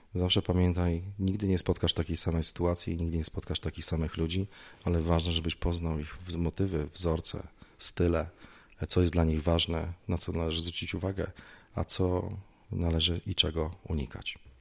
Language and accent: Polish; Lublin, Lublin Voivodeship, Poland; also born or lived in Gliwice; wróciłem do rodzinnego Lublina